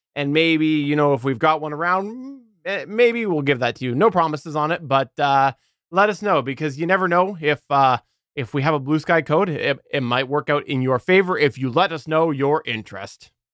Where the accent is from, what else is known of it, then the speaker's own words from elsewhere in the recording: Canada; as a Canadian